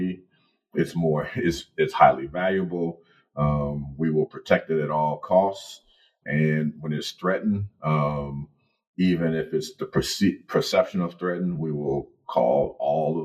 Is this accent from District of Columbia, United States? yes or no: no; Chicago, Illinois, United States; growing up in Chicago